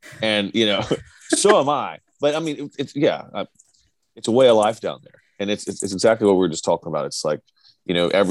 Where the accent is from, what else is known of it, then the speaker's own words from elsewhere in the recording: Birmingham, Alabama, United States; also born or lived in Atlanta, Georgia; I moved to Alabama. I moved to Birmingham from Atlanta as a kid. I think I was 9 years old.